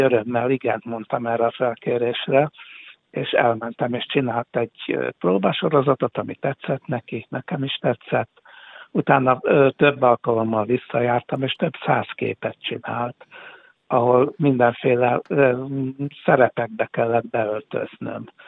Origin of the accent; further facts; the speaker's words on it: Hungary; also born or lived in Budapest; én, én magyar vagyok